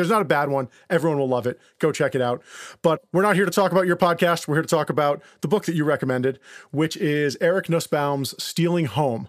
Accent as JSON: {"language": "English", "region": "New York", "country": "United States", "tie": "born or raised there", "also_born_or_lived": "Boston / Brooklyn", "moved": "as an adult", "lives_now": "Los Angeles, United States", "said": "I was born in Boston. I grew up in New York and I moved to Los Angeles about 10 years ago."}